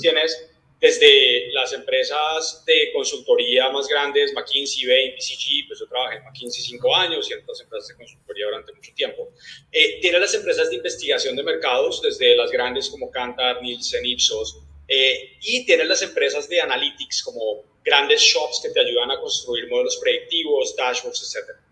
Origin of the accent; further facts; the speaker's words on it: Colombia; yo soy de, de Colombia